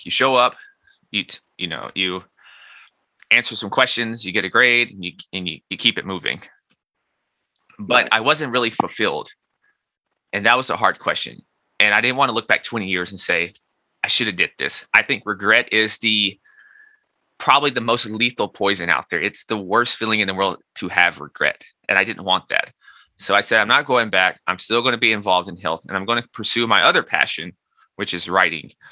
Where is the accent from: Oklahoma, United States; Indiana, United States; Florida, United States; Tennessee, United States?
Tennessee, United States; Nashville; moved away as an adult; also born or lived in New York; I'm so from Nashville in New York, two totally different places